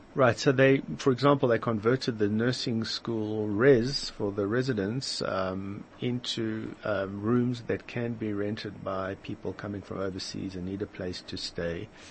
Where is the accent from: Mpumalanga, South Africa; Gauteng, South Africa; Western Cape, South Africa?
Mpumalanga, South Africa; Delmas; moved away as an adult; also born or lived in Benoni, South Africa; now in Israel; I was born in Delmas in the Eastern Transvaal